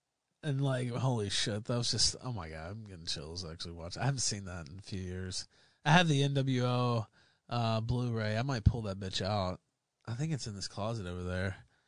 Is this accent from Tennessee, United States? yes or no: yes; Memphis, Tennessee, United States; I'm from Memphis. So Memphis had its own territory, so I was a Memphis guy, too.